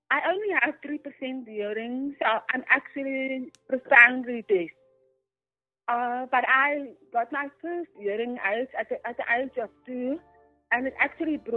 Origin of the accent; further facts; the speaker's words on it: Worcester, Western Cape, South Africa; also born or lived in Bloemfontein / Johannesburg; Yes, I was born in Bloemfontein, but I grew up in Worcester. But then we moved back to Bloemfontein and then we lived in Johannesburg and now we're moving back to Cape Town.